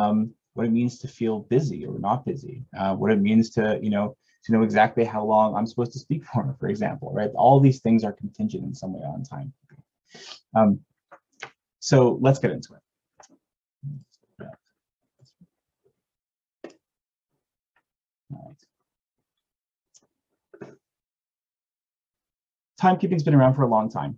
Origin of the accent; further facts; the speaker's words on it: Toronto, Ontario, Canada; moved away; I was born and raised in Toronto